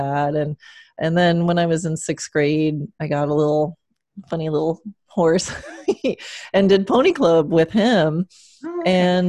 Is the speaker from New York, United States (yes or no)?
yes; Long Island, New York, United States; moved away as an adult; also born or lived in Kansas; now in Florida, United States; I was born in Kansas, but grew up on Long Island since I was four and didn't come to Florida till 2003.